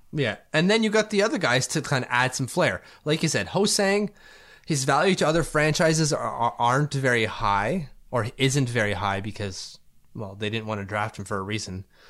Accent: Canada; As a Canadian

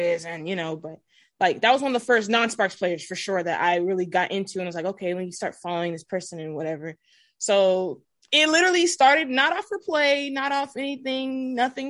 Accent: Southern California, United States; Growing up in Southern California

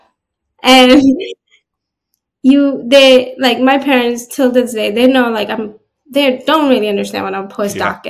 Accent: New Jersey, United States; also born or lived in Florida; I'm from New Jersey.

